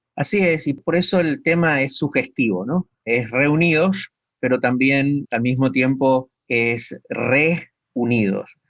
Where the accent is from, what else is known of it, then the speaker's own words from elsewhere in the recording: Argentina; moved away as an adult; después de 30 años de estar fuera del país